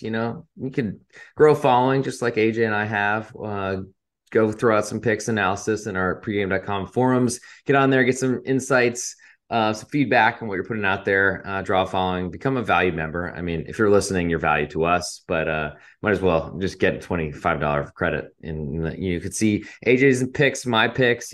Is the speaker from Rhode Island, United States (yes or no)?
yes; Providence, Rhode Island, United States; I am from Providence